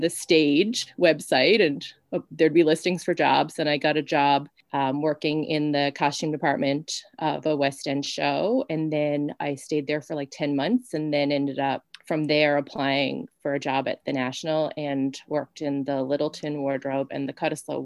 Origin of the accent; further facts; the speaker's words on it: Newfoundland and Labrador, Canada; I'm from a very isolated place. Like I'm from Newfoundland. I'm on an island and everything seems out of reach